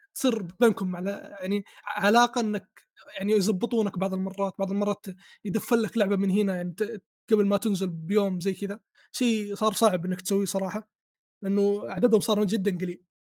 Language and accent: Arabic; Saudi Arabia; عندنا في السعوديه